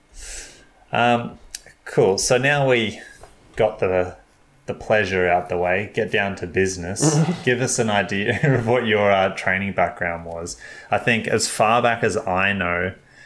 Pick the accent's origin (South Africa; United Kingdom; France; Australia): Australia; I'm thinking, as an Australian